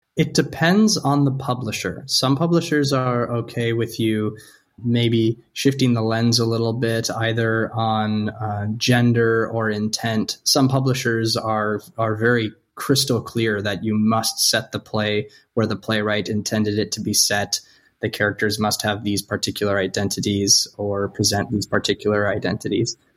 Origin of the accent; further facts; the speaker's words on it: North Dakota, United States; I'm from North Dakota, where snowmobiling is.